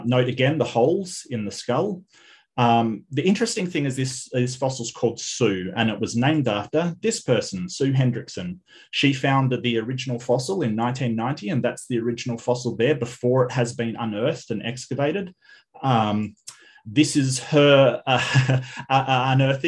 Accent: Western Australia, Australia; my home state up north in Broome

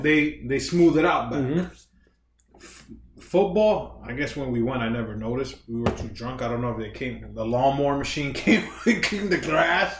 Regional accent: New York, United States; I grew up in New York

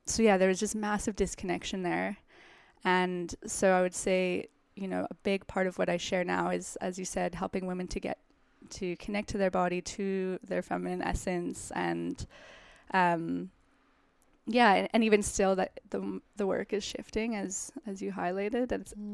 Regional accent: Calgary, Alberta, Canada; now in New York, United States; I'm from Calgary, Canada

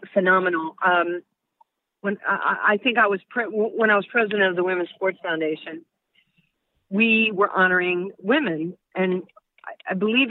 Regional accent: New York, United States; growing up in New York

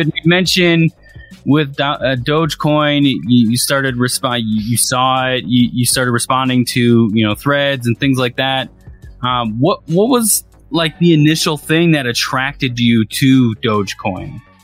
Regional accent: Racine, Wisconsin, United States; my hometown, Racine, Wisconsin

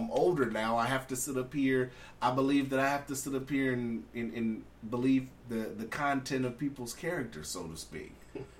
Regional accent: California, United States; That's me being born and raised in California.

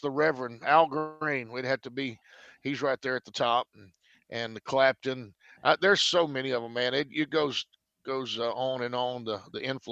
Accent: El Dorado, Arkansas, United States; also born or lived in northeastern Louisiana; now in Tennessee, United States; I was born in northeastern Arkansas and raised in South Arkansas, northeastern Louisiana

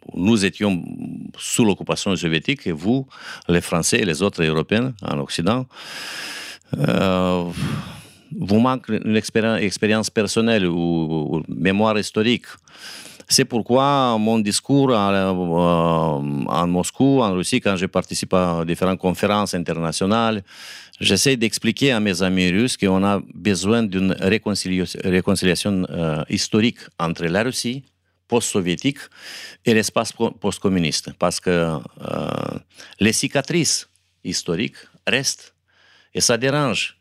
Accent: Moldova

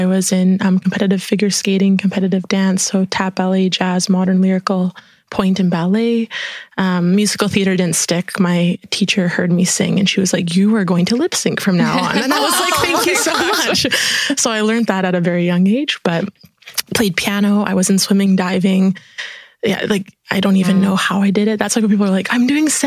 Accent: Prince Rupert, British Columbia, Canada; now in Kelowna, Canada; immigrated from Italy to Prince Rupert. So that was the little town that I was born and raised in on the coast of Canada

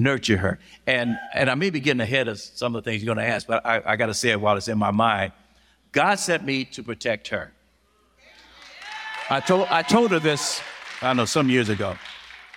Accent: Los Angeles, California, United States; moved away; I'm born and raised in South Central Los Angeles

